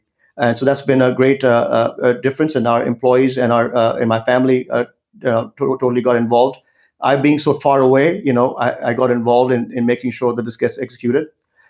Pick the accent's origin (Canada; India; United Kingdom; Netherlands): India; now in United States; especially in India, since I'm originally from India